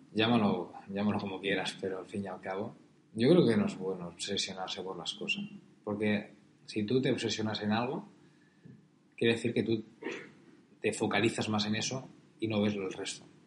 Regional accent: Pollença, Balearic Islands, Spain; moved away; abrir mi restaurante con Neus en mi pueblo, en Pollensa

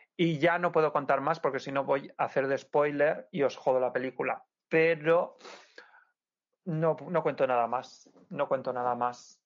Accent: Santa Pola, Valencian Community, Spain; Playa Lisa de mi pueblo, de Santa Pola

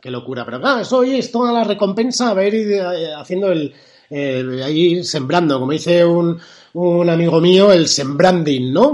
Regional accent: Spain; somos españoles

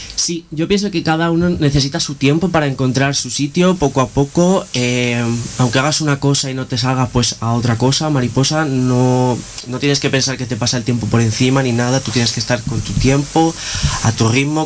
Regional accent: Palma, Balearic Islands, Spain; moved away as an adult; now in Granada, Spain; de, las Islas Baleares, ah. de la Isla Grande, de Palma de Mallorca

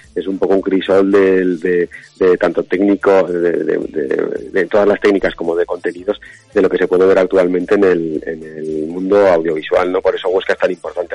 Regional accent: Aragon, Spain

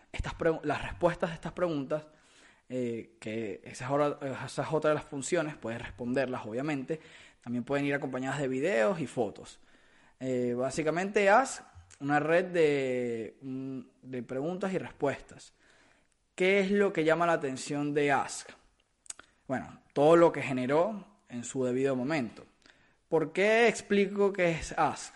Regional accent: Caracas, Capital District, Venezuela; del lugar del, que, del que soy, que es de Caracas, Venezuela

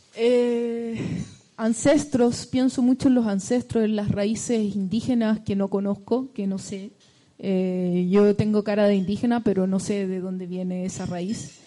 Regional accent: Chile; moved away; estar lejos de Chile

